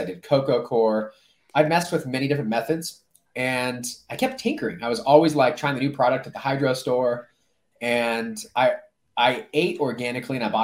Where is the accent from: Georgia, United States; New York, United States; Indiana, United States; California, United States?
California, United States; Orange County; moved away as an adult; now in Colorado, United States; I grew up in Orange County